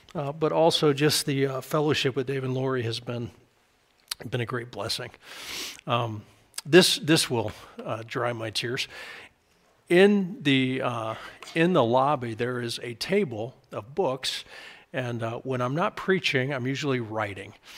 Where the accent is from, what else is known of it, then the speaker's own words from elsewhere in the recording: United States; I'm an American